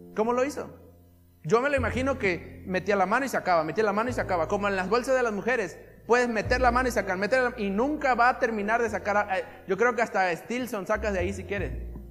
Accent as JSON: {"language": "Spanish", "town": "Isla", "region": "Veracruz", "country": "Mexico", "said": "de donde somos nosotros, de Isla"}